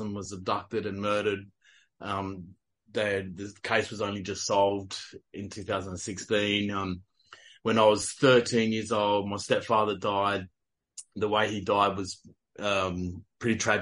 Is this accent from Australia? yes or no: yes; South Australia, Australia; moved away as an adult; now in the coast, Australia; I'm from South Australia, so I was born and bred South Australian, crow eater.